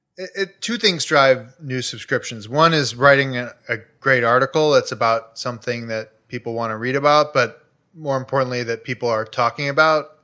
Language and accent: English; Chicago, Illinois, United States; now in Los Angeles, United States; I grew up in Chicago, like, two blocks from a twenty-four hour C T A, s, you know, the train, the Red Line